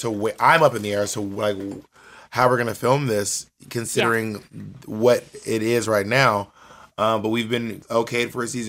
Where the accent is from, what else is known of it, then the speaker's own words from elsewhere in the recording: Columbus, Georgia, United States; also born or lived in Phenix City / LaGrange / Corinth; I'm from like a lot of small towns, but I grew up in Columbus, Georgia, and in Phenix City, Alabama, and LaGrange, Georgia, and Corinth, Mississippi.